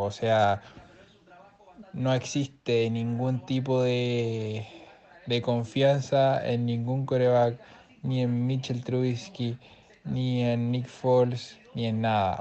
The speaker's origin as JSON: {"language": "Spanish", "country": "Portugal", "said": "soy portugués"}